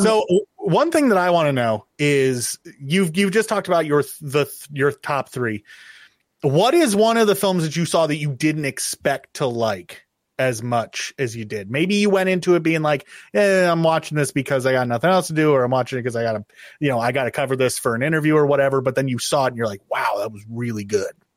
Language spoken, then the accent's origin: English; Oregon, United States; I grew up in Oregon